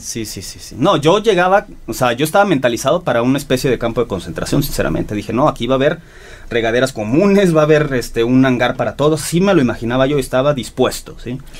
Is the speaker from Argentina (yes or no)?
no; Guadalajara, Jalisco, Mexico; moved away as an adult; also born or lived in Monterrey; now in Wuhan, China; Yo nací en Guadalajara